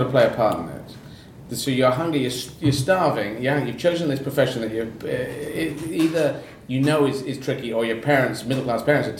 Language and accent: English; United States; My American brain couldn't sort out all of the words from one of the earlier albums.